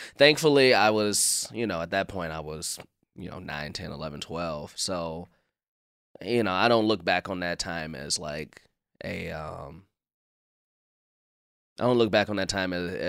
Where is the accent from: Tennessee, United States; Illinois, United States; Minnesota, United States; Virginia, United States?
Illinois, United States; Chicago; growing up in Chicago, like I feel like I've had all different the whole gambit of Chicago. Like I grew up on the South Side